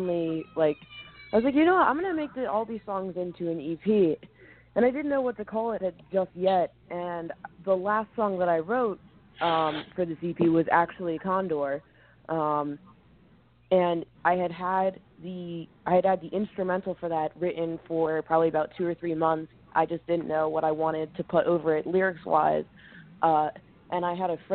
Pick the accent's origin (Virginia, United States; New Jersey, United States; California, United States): New Jersey, United States; Red Bank; moved away; also born or lived in Philadelphia, Pennsylvania; I grew up in Jersey, and I would come down here to the city